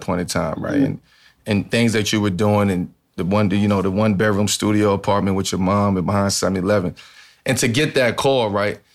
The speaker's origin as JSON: {"language": "English", "town": "Baltimore", "region": "Maryland", "country": "United States", "tie": "born or raised there", "said": "I grew up in Baltimore, so we had the Billie Holiday statue."}